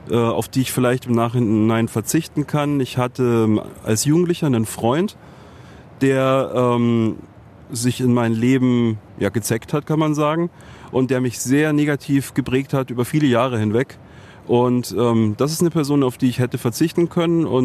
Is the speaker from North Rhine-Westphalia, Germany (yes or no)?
no; Munich, Bavaria, Germany; born there; In München, ja.